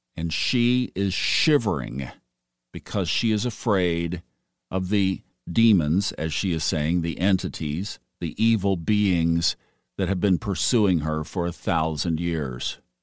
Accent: Tulsa, Oklahoma, United States; I was born in Tulsa, Oklahoma

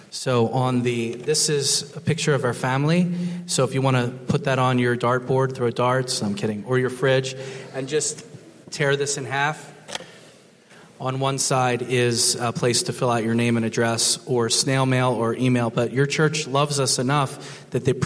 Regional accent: Broomall, Pennsylvania, United States; I'm a Philly guy.

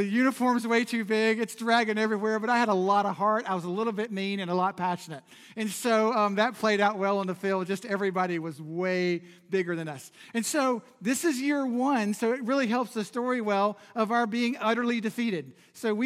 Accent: Charlotte, North Carolina, United States; It's the side of Charlotte that people avoid. And I grew up in the middle of it

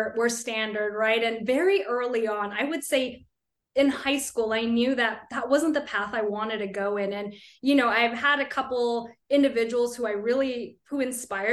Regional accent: Bay Area, California, United States; also born or lived in Sacramento, California; born and raised in the Bay Area in California

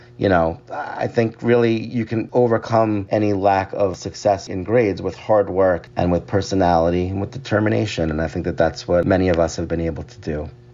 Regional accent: Long Island, New York, United States; moved away as an adult; also born or lived in Midwest; I was from Long Island. It was close to home.

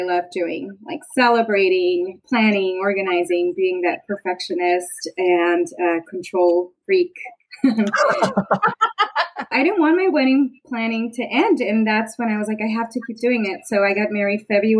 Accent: Richmond, California, United States; also born or lived in Mexico; I was born in Mexico, but I grew up in the Bay Area. So went to Berkeley High, lived in Richmond

